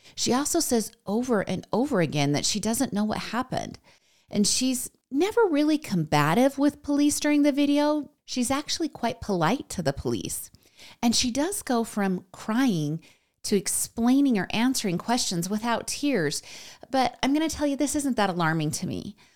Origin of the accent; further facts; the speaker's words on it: United States; I'm American